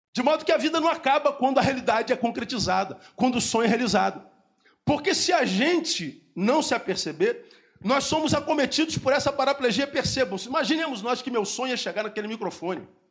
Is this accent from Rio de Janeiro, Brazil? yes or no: yes; Rio de Janeiro, Brazil; Eu, eu sou da cidade do Rio de Janeiro, eu moro num bairro chamado Recreio